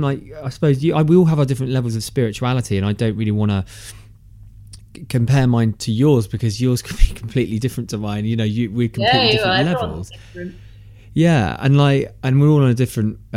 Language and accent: English; United Kingdom; being British and male